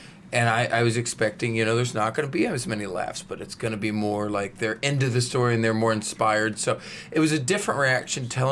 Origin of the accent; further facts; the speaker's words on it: the South, United States; I'm from the South